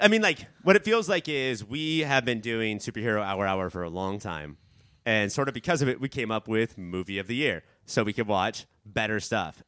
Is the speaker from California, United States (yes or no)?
yes; Orange County, California, United States; I grew up in Orange County